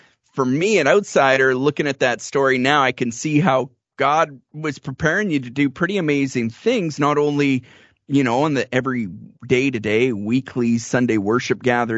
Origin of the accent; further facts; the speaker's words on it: Canadian Prairies, Canada; I'm a Canadian prairie boy. Like, I've witnessed a lot of snowstorms too